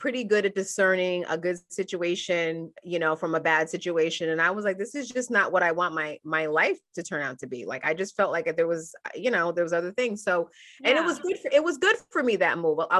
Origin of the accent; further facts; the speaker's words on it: Middletown, New York, United States; also born or lived in Albany, New York; I was born in Albany, New York, which is upstate New York, and moved to Middletown, New York, which is the Hudson Valley of New York when I was a little kid